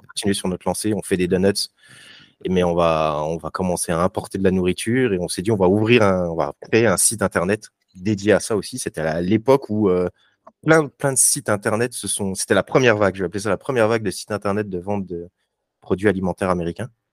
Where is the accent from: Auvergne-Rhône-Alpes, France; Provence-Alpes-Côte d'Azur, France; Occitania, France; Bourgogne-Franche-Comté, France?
Bourgogne-Franche-Comté, France; Vesoul; also born or lived in Charleville-Mézières; now in Lyon, France; je viens de Vesoul, même si je suis né à Charleville-Mézières